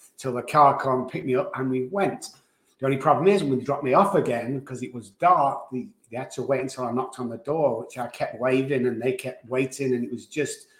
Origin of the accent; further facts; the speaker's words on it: Manchester, North West England, United Kingdom; moved away; So I was born in Manchester, England. I was raised there in a low-income family